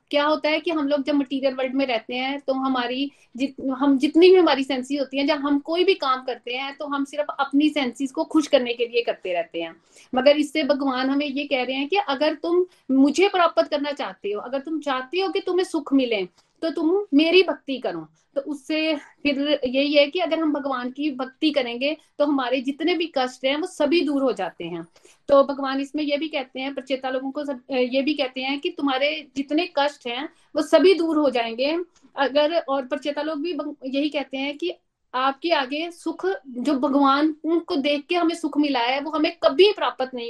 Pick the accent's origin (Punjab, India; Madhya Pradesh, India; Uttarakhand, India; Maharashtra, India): Uttarakhand, India; Dehradun; और मैं देहरादून से हूँ